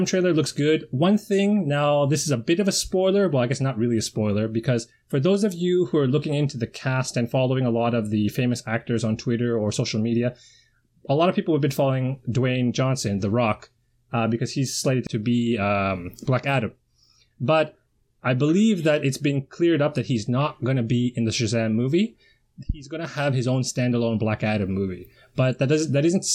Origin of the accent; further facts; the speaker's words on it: Toronto, Ontario, Canada; moved away as an adult; now in Japan; I'm from Toronto and I love Toronto